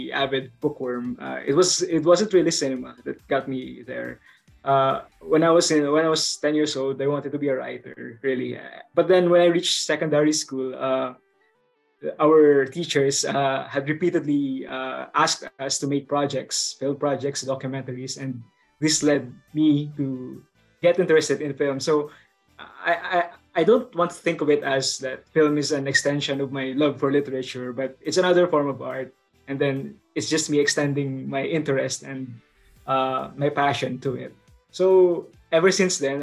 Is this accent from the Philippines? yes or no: yes; Bicol Region, Philippines; I come from the Philippines, specifically from the Bicol region here.